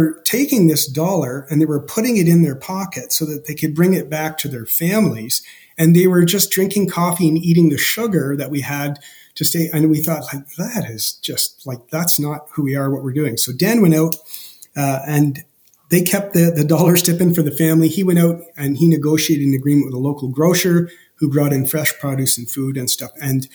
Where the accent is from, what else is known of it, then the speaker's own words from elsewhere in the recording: Canada; as a Canadian